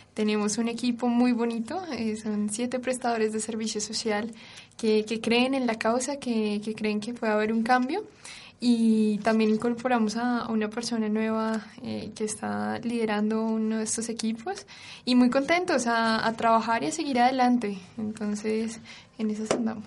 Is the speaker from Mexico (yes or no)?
no; Colombia; yo soy colombiana